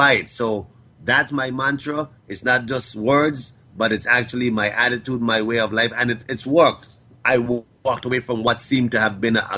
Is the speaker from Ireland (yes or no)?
no; U.S. Virgin Islands; we are an American territory here in the Caribbean, an English-speaking American territory